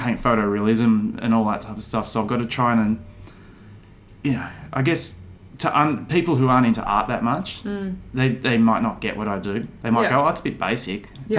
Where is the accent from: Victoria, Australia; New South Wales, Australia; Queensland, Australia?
Victoria, Australia; Melbourne; I'm an artist from Melbourne.